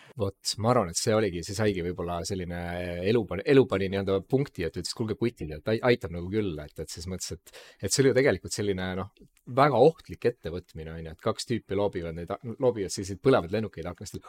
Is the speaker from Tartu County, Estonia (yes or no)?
no; Tallinn, Harju County, Estonia; me mõlemad oleme kasvanud üheksakümnendate Mustamäel